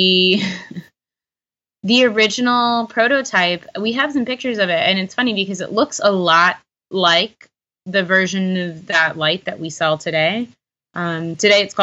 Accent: Houston, Texas, United States; now in Chicago, United States; I'm originally from Houston, Texas

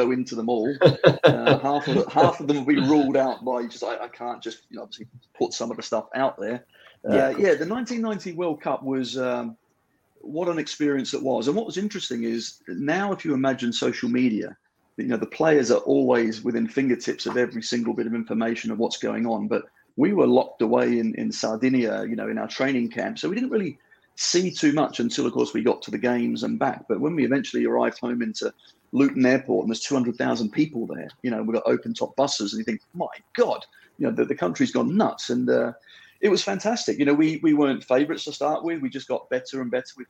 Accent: Australia; moved away; also born or lived in England / Italy; growing up in Australia

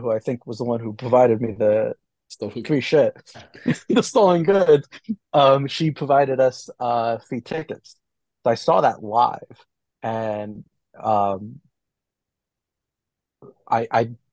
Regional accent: New Jersey, United States; I'm from New Jersey

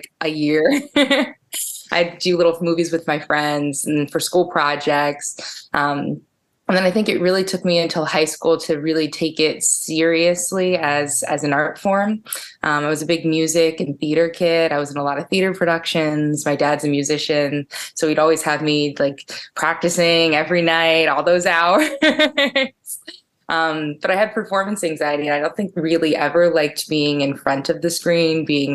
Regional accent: Ellicott City, Maryland, United States; I grew up in Howard County in Ellicott City, little county kid

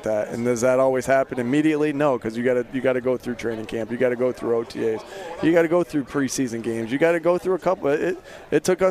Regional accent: East Coast, United States; I grew up on the East Coast

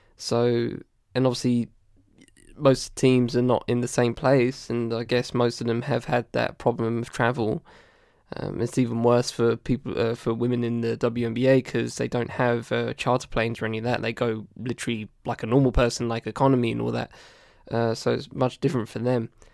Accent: United Kingdom; as a British person

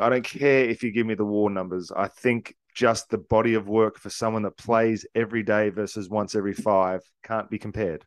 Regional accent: Australia; I'm from Australia. We're part of the Commonwealth. We grew up respecting and, and loving the Queen

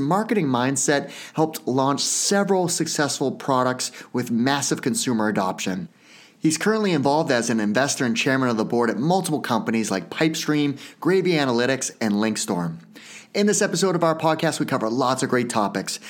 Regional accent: New Hampshire, United States; I grew up in New Hampshire.

